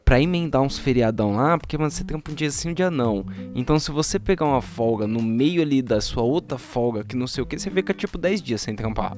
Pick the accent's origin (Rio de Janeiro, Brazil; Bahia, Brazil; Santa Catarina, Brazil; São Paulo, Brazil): São Paulo, Brazil; also born or lived in Montevideo; eu, como paulistano, me senti muito fresco